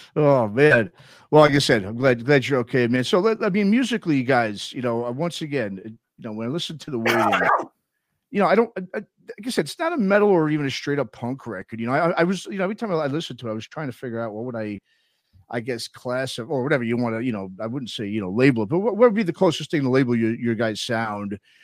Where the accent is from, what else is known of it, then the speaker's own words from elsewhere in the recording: New York, United States; now in San Francisco, United States; I grew up in New York, but I live out in California